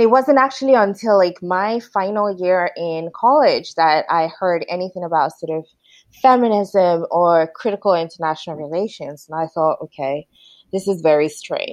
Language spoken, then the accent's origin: English; Nigeria; moved away as an adult; also born or lived in Aberdeen, Scotland / United States; now in Stirling, United Kingdom; I'm Nigerian. I was born to Nigerian parents, but I was actually born in Aberdeen. So I feel like I've always had this love for Scotland, even though I grew up in Nigeria.